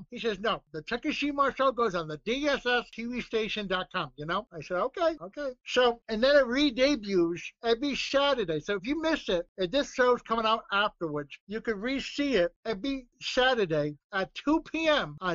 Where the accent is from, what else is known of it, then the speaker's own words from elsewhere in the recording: New England, United States; I mean, you know, I'm from the New England region.